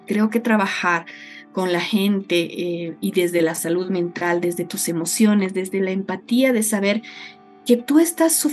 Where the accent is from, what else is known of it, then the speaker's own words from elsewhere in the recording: Oruro, Bolivia; Yo soy orureña. Eh, vengo y, bueno, nací en un hogar orureño, me formé en, en la escuela en Oruro, en el colegio alemán de Oruro